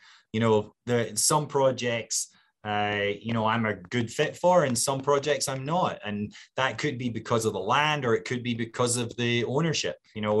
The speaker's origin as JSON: {"language": "English", "region": "Scotland", "country": "United Kingdom", "said": "And as a Scot, I was willing to accept it."}